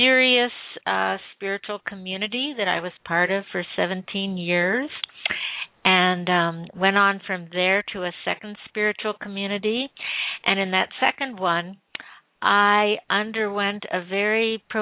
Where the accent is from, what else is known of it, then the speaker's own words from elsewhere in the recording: Midwest America, suburb of Chicago, Illinois, United States; I grew up in Midwest America. At that time, I was living in a suburb of Chicago